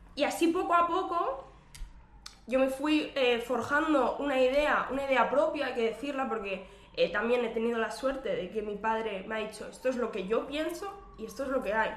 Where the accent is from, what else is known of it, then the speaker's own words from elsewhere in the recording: Terrassa, Catalonia, Spain; yo, soy, de Tarraso, que es eh, un municipio de la provincia de Barcelona